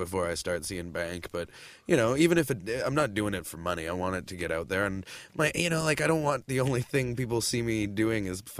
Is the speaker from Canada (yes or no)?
yes; Toronto, Ontario, Canada; I'm originally from Toronto.